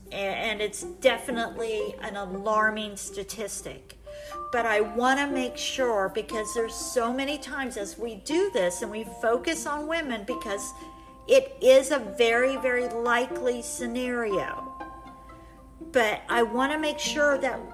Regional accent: Colorado, United States; now in Kansas, United States; I am actually from Colorado.

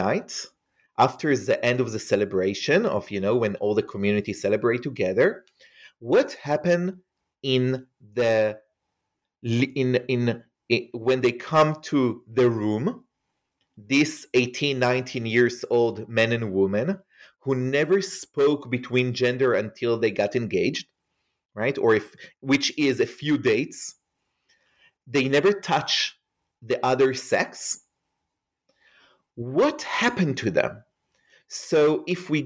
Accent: Israel; moved away; as you can hear probably from my accent, I am not an American. I grew up in Israel

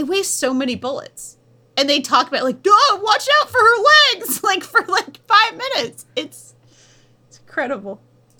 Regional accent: New England, United States; accent: New England

